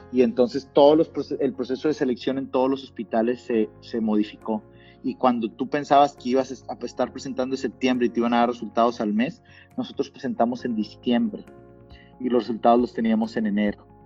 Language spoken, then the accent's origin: Spanish; Monterrey, Nuevo León, Mexico; moved away as an adult; also born or lived in Mexico City / Canada; siendo regio